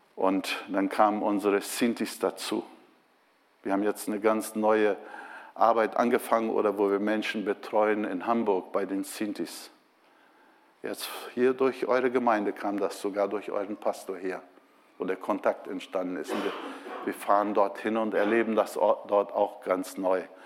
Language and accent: German; Brazil; moved away as an adult; also born or lived in Bremen, Germany; now in Germany; ich bin Brasilianer